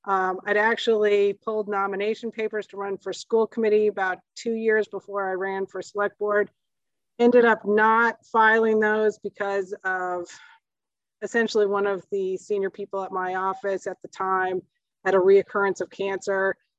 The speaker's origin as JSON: {"language": "English", "region": "Midwest", "country": "United States", "tie": "born or raised there", "said": "Frankly, I grew up in the Midwest."}